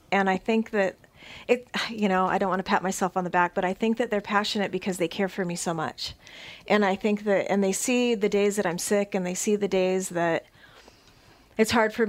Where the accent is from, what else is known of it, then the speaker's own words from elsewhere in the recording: California, United States; also born or lived in Illinois / Connecticut; Well, when I very first moved here, we came from Connecticut. We were in Connecticut for 7 years. I'm originally a California girl. Then we lived in Illinois for 14.